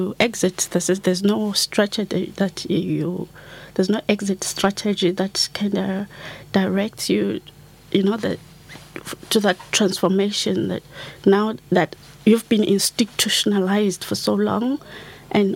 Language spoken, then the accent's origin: English; South Africa; moved away as an adult; now in Ireland; being a South African and having grown up under the apartheid system